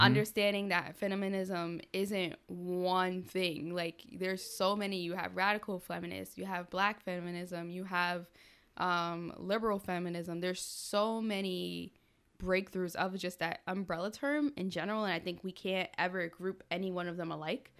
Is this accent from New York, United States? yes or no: yes; Rockland County, New York, United States; moved away as an adult; also born or lived in Plattsburgh, New York; growing up in Rockland, if you're around Haitians, you were listening to Compa